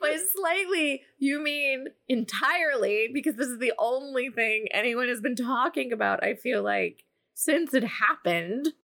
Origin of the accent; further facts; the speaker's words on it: New Jersey, United States; growing up in New Jersey